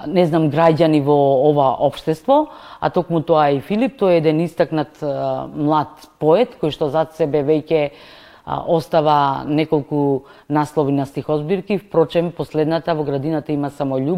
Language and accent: Macedonian; Prilep, Pelagonia, North Macedonia; born or raised there